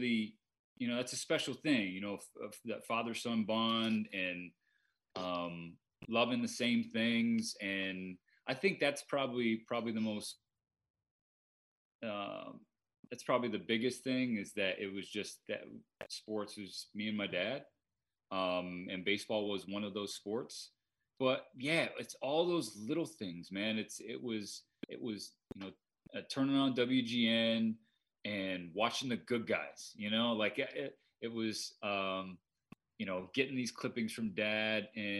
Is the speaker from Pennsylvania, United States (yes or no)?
no; Southern California, United States; moved away as an adult; also born or lived in Eugene, Oregon / New York City; my entire life growing up in Southern California